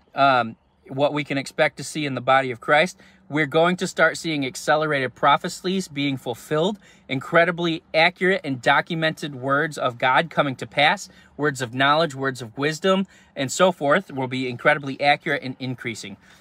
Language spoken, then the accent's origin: English; New York, United States; I'm from New York